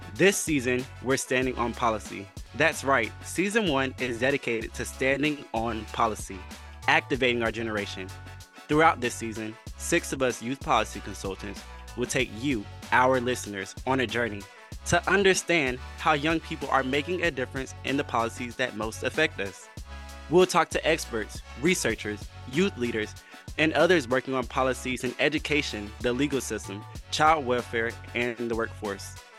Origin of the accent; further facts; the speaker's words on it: Fayetteville, North Carolina, United States; I'm from Fayetteville, North Carolina